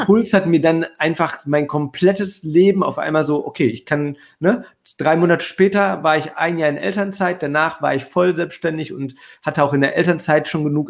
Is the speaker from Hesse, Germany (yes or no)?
no; Ruhr area, North Rhine-Westphalia, Germany; ich komme aus dem Ruhrgebiet